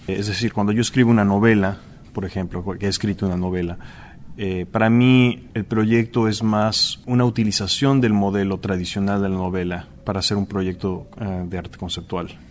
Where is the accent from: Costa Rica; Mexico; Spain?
Mexico; moved away as an adult; also born or lived in Chicago, United States; now in New York, United States; soy artista visual mexicano, eh, llevo viviendo en Nueva York unos 15 años.